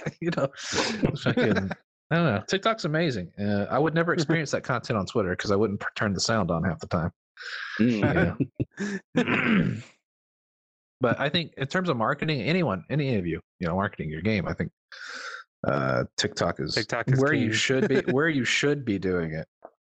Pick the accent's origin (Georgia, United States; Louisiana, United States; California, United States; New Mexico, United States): Georgia, United States; Southern; because I grew up in the South, you know, just like Robert here. We grew up in Southern Georgia or whatever